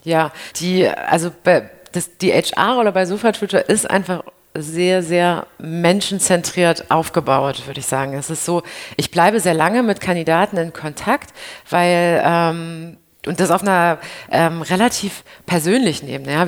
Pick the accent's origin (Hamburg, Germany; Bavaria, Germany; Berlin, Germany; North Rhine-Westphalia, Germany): Berlin, Germany; ich als Berlinerin